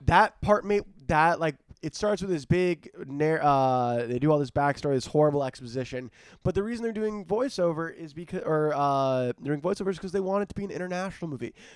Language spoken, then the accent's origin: English; South Florida, United States; moved away; I'm from South Florida